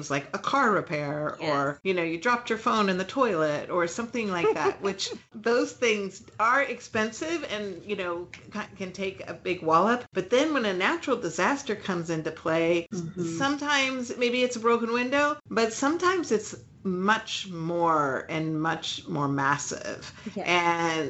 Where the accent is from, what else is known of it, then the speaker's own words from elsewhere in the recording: California, United States; now in Illinois, United States; I grew up in California, which is quite different than the Midwest